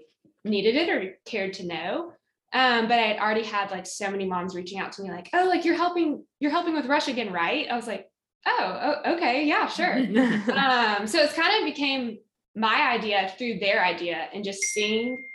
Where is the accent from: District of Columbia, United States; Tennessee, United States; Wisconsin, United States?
Tennessee, United States; Knoxville; moved away as an adult; also born or lived in Auburn, Alabama; I'm from Knoxville, Tennessee, was born and raised there, and then left one college hometown for another to head to Auburn on the plains